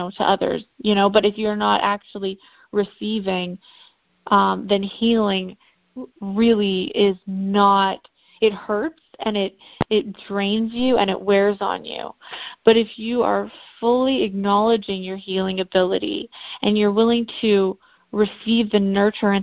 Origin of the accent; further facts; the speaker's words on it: Canada; now in South Carolina, United States; I'm from Canada originally. I live in South Carolina now.